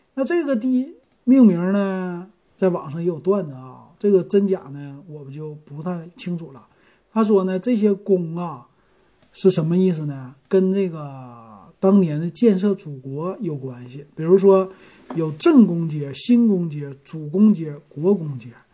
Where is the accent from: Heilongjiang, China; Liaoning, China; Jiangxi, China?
Liaoning, China; Shenyang; moved away; 我们这个皇姑区啊，我们从小生活在这儿的时候